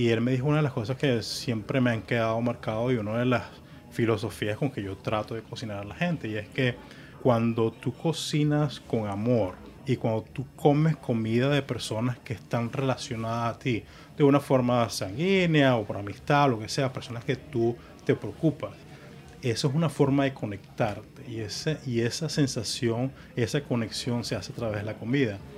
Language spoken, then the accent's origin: Spanish; Puerto La Cruz, Anzoátegui, Venezuela; born or raised there; also born or lived in Margarita Island, Venezuela / New York, United States; now in Miami, United States